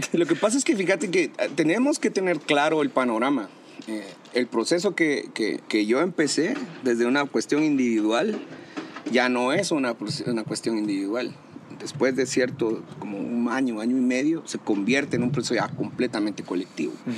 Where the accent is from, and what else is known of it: Guatemala